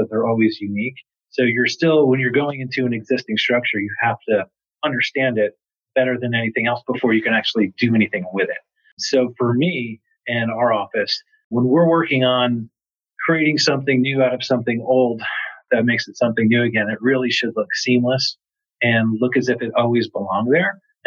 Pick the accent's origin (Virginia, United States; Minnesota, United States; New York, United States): New York, United States; moved away as an adult; now in Atlanta, United States; I'm actually from New York. I've been down here for 15 years